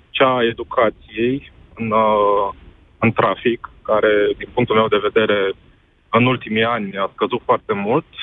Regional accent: Bucharest, Romania; din București

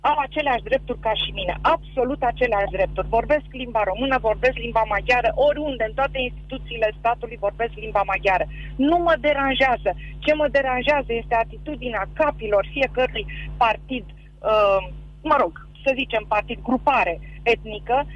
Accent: Romania; Eu sunt româncă pe teritoriul românesc.

